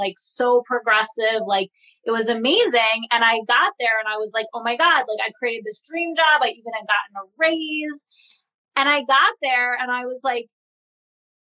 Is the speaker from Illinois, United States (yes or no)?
no; Philadelphia, Pennsylvania, United States; I'm from Philadelphia